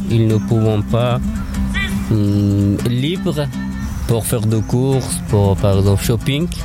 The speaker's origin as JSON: {"language": "French", "country": "Afghanistan", "second_language": "French", "moved": "as an adult", "lives_now": "France", "said": "Et je viens d'Afghanistan. À peu près, ça fait 4 ans que j'habite en France. Et mon pays, c'est Afghanistan."}